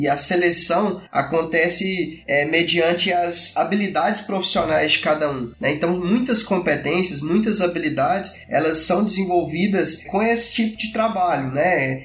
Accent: Goiás, Brazil; sou aqui do estado de Goiás

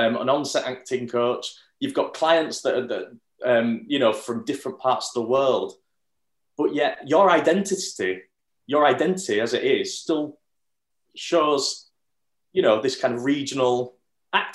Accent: Bradford, Yorkshire and the Humber, United Kingdom; I'm from Bradford.

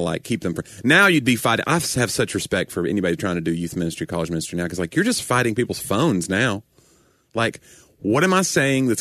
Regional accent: United States; as an American

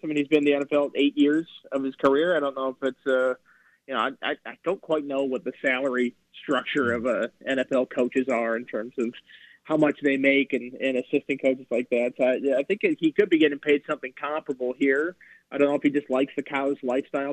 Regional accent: Minnesota, United States; moved away; I'm from Minnesota, so I was there when he was coaching

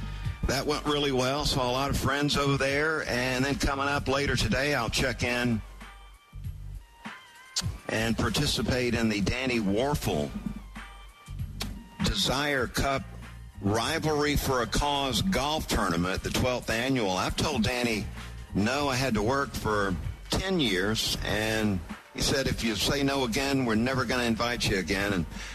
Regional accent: Valdosta, Georgia, United States; growing up in Valdosta

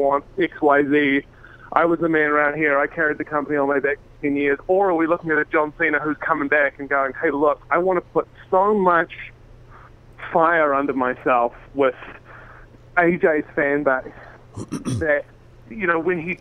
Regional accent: New Zealand; I'm, from I'm from New Zealand.

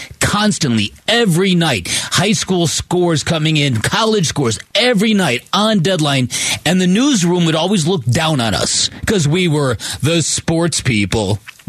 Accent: United States; We're American.

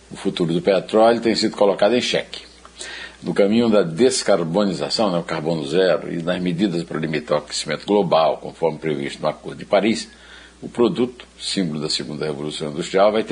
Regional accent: Uiraúna, Paraíba, Brazil; eu sou de Iraúna

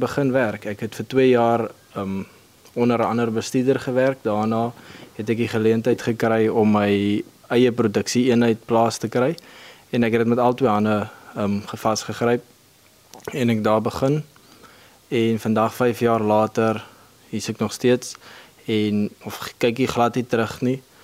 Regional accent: Kakamas, Northern Cape, South Africa; Ek is hier van die Omkakamas omgewing. Ek het hier groot geword

